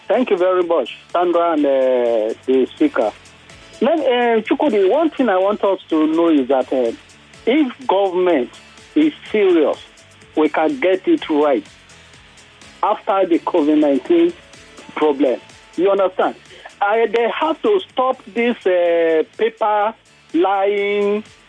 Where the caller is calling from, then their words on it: Maryland, United States; I'm calling from Maryland.